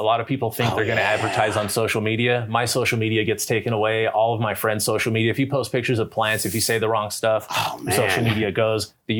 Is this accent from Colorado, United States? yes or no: yes; Colorado, United States; Like, I'm from Colorado. Here's my weed. I'm proud.